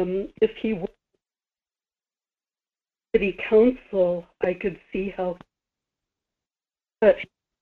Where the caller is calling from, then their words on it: Kodiak, Alaska, United States; Good morning, Michael. … in Kodiak.